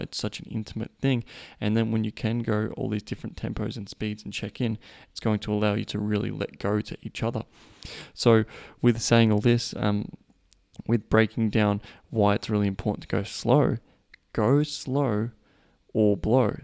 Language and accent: English; Australia; I am Australian